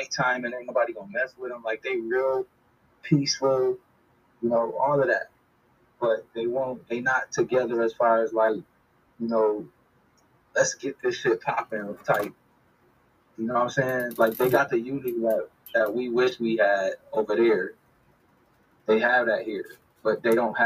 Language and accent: English; United States; moved away as an adult; now in Tanzania; We was born and raised in America